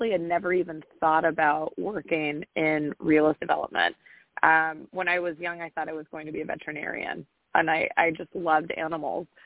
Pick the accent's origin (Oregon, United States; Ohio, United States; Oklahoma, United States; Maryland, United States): Oregon, United States; Newport; born there; also born or lived in Mexico; I was born in Oregon, in Newport, Oregon, on the coast, um, and then I actually ended up moving to Mexico for five years